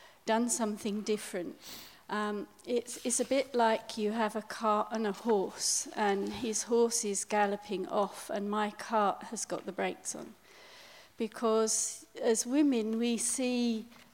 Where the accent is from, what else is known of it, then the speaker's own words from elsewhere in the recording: England, United Kingdom; moved away as an adult; also born or lived in South Africa / Lesotho; as an English person